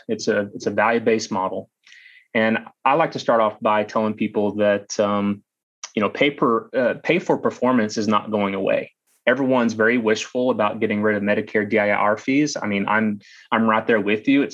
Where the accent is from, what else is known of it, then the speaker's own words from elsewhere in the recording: Eastland, Texas, United States; also born or lived in Austin, Texas; I grew up in rural West Texas in Eastland, Texas